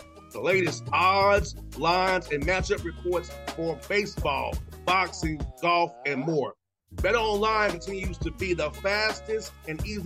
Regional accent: Georgia, United States; my home state

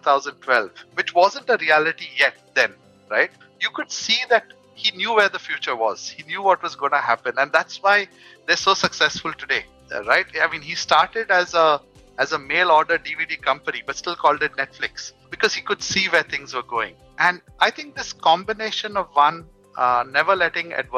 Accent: Mumbai, Maharashtra, India; I'm from Mumbai

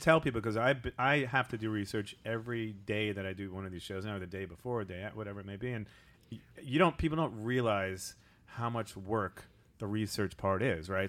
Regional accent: Long Island, New York, United States; we are both from Long Island

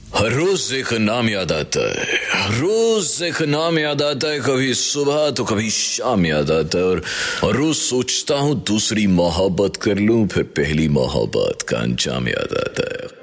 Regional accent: Jammu, Jammu and Kashmir, India; एक ये मेरे होम टाउन की बात है जम्मू की

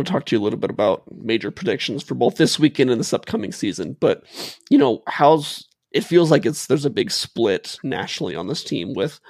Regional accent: Eugene, Oregon, United States; grew up in Eugene. I went to the University of Oregon

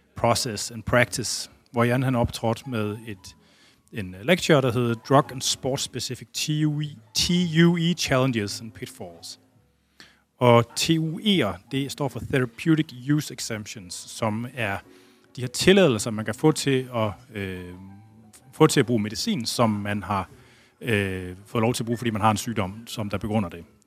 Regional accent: Jutland, Denmark; jeg er jyde

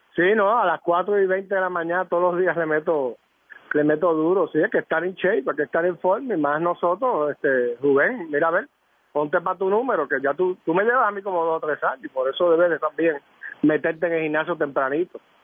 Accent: San Juan, Puerto Rico; yo soy de San Juan

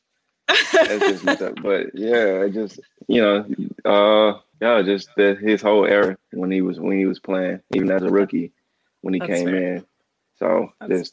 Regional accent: Dallas, Texas, United States; moved away as an adult; also born or lived in Michigan; I'm from Dallas.

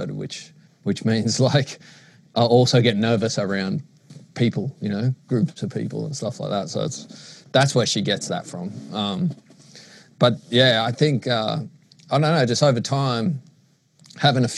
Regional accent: Sydney, New South Wales, Australia; growing up in Maroubra.

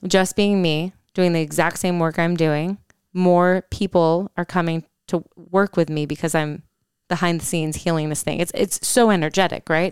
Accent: Holland, Michigan, United States; moved away; we're in my hometown right now. We're in Holland, Michigan

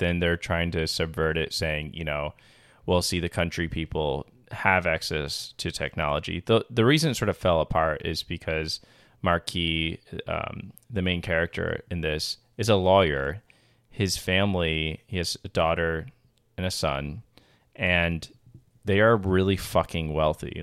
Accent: Long Island, New York, United States; moved away; Long Island originally

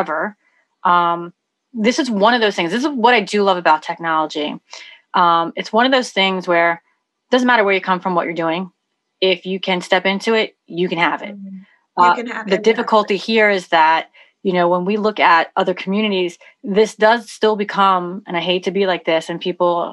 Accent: New York, United States; I'm from New York

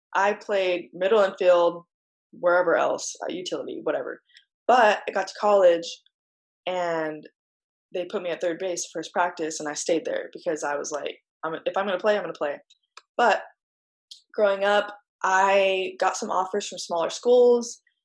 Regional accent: North Dakota, United States; also born or lived in California; now in Arizona, United States; I grew up in North Dakota

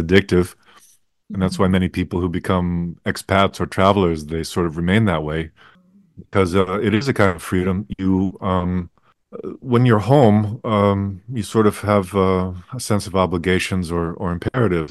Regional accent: United States; as an American in, in, in Asia

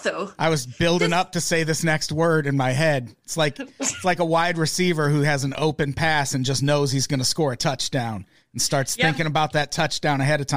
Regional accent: United States; We're ignorant Americans and we're sorry. We're Americans and we're sorry.

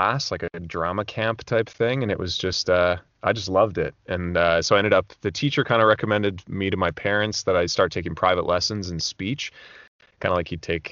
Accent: Alberta, Canada; moved away as an adult; also born or lived in Vancouver; I'm from Alberta originally, up in Canada

